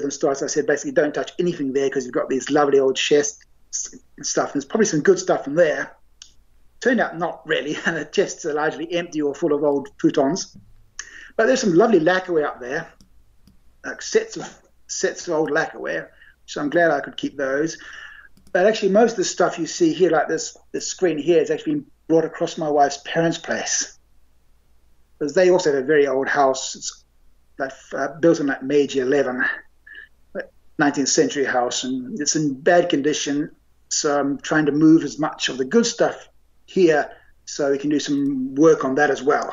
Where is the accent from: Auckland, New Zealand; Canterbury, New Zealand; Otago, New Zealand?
Auckland, New Zealand; now in Japan; the house I grew up in Auckland